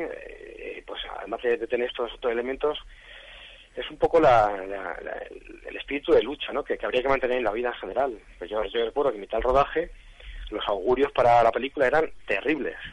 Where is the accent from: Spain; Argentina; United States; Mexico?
Spain; Carrizosa, Castilla-La Mancha; moved away; Yo siempre que puedo rodo en Castilla-La Mancha, pues porque es mi tierra